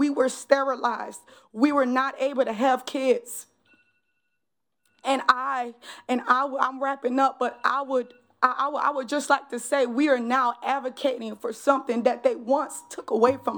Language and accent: English; New Orleans, Louisiana, United States; now in Columbia, United States; born and raised in New Orleans, 7th Ward